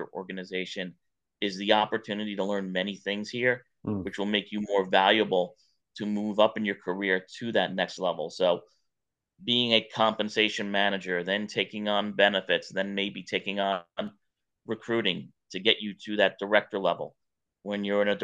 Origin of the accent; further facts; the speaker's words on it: New York, United States; now in Atlanta, United States; growing up in New York